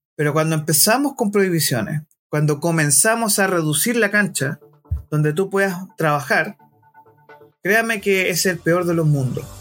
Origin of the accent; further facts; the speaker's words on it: Chile; como varios chilenos nos sentimos tocados en el orgullo nacional